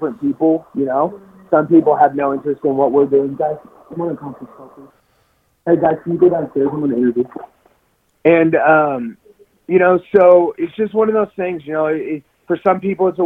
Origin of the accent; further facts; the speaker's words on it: Texas, United States; I'm fucking American from Texas